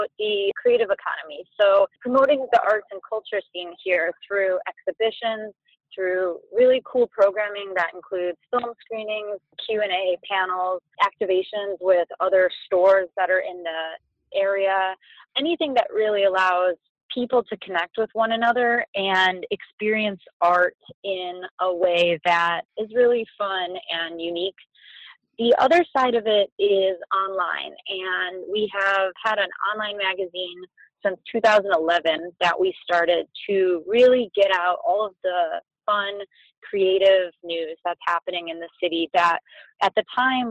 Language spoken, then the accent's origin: English; Detroit, Michigan, United States; moved away as an adult; also born or lived in New York; I grew up in Metro Detroit